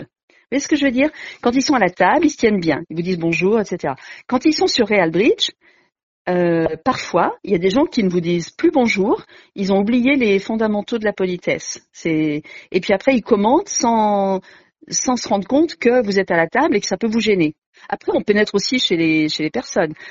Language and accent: French; Grenoble, Auvergne-Rhône-Alpes, France; moi je suis grenobloise